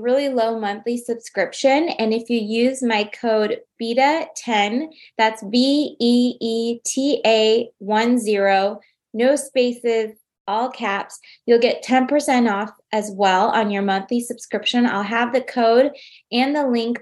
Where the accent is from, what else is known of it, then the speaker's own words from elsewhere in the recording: United States; as an American